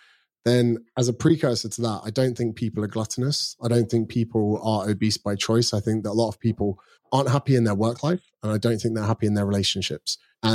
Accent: United Kingdom; now in Australia; So I do get mistaken for being Australian sometimes, which I'm still proudly British. I'm coming back next month to see my parents, actually.

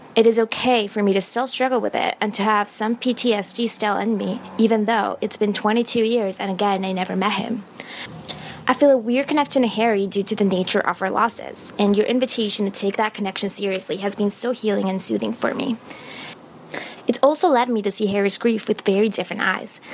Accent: Buenos Aires, Argentina; Buenos Aires, my hometown

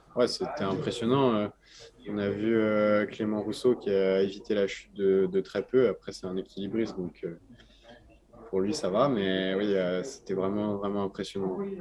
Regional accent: France; en tant que Français

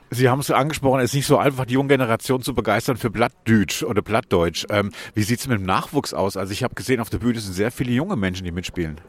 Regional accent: Hesse, Germany; moved away; ich komme ja aus Hessen

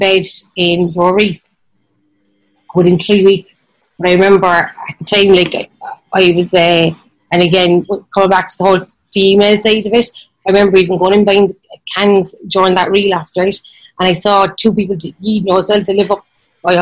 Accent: Ireland; I'm Irish

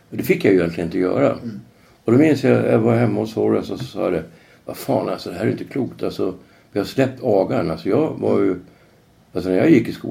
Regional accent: Norrland, Sweden; moved away as an adult; Jag jobbade som lärare när jag kom hit från Norrland.

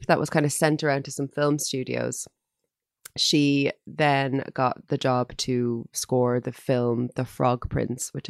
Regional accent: Ireland; as Irish people

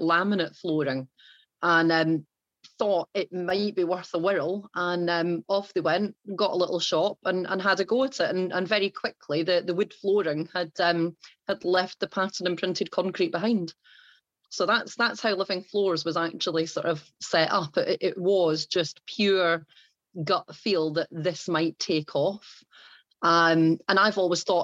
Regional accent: England, United Kingdom; also born or lived in Ayrshire, Scotland; now in Wrexham, United Kingdom; as you will tell from the accent, I am originally from Ayrshire in Scotland, although I have grown up most of my time down in England.

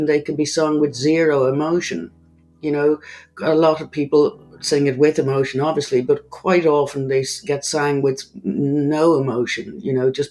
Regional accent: Ireland; accent: Irish; an Irish singer

